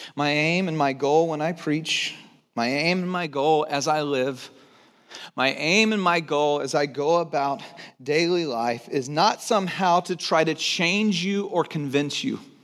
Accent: Texas, United States; I was born in Texas

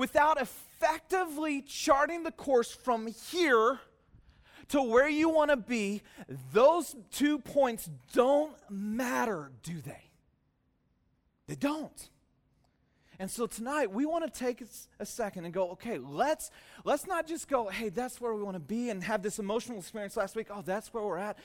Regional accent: Soquel, California, United States; I grew up in SoCal, just over the hill from here

